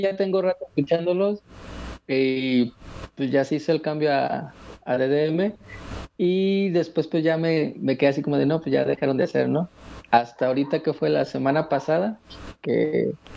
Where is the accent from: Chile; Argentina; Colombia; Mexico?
Mexico; also born or lived in Aguascalientes; De México. Yo estoy en Aguascalientes